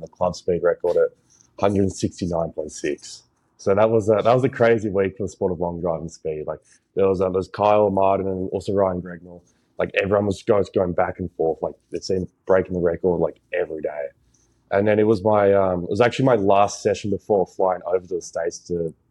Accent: Australia; moved away as an adult; originally I'm from Australia and I've lived there for like my whole life, so 22 now. And yeah, for the first 21 years of my life been there.

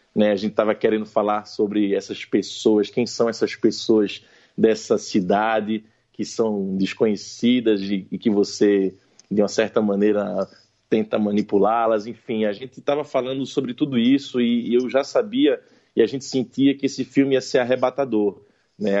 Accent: Pernambuco, Brazil; como um pernambucano, nordestino. Né, é, bom, eu sou muito nordestino, eu posso dizer que meu pai é cearense, minha mãe é paraibana e me conceberam em Pernambuco

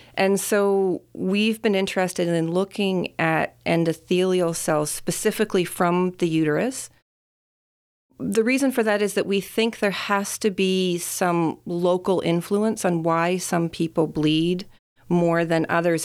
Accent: Saskatchewan, Canada; moved away; I was born and I grew up in Saskatchewan

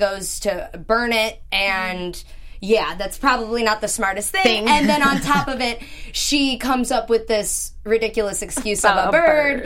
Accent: Chicago, Illinois, United States; I'm from Chicago

